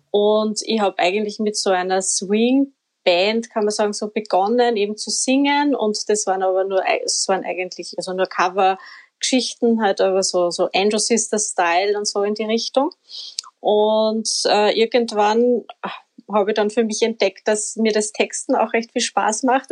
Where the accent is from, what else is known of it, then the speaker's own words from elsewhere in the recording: Upper Austria, Austria; now in Vienna, Austria; ich bin ja kein Wienerin, das muss man, das hört man wahrscheinlich eh auch. Also ich komme aus Oberösterreich